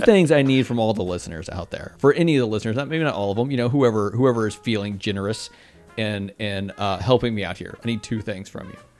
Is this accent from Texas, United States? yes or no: yes; Texas, United States; I'm a Texan and I say y'all.